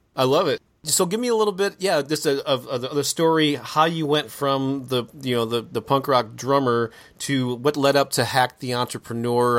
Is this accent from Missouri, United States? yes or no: yes; St. Louis, Missouri, United States; local bands got in my hometown of Saint Louis, Missouri.